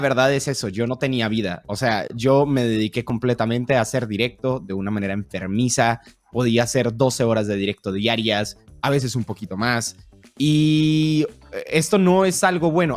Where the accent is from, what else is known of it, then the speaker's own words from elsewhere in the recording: Colombia; now in Mexico; soy de Colombia, vivo en México.